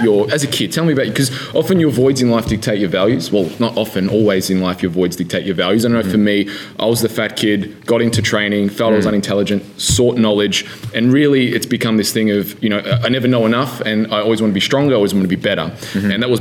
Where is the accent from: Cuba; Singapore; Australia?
Australia; I'm an Aussie